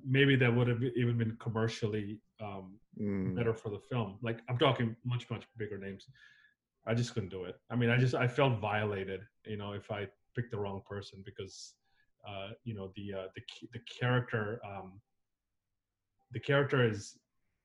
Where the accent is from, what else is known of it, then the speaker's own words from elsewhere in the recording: United States; moved away as an adult; also born or lived in Zambia / Nigeria; now in Los Angeles, United States; I grew up in South and North Carolina